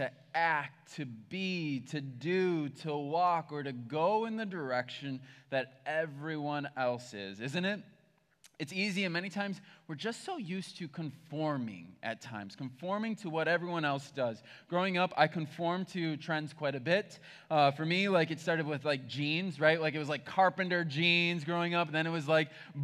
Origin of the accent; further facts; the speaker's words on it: Berlin, United States; I grew up in Berlin, which is a tiny town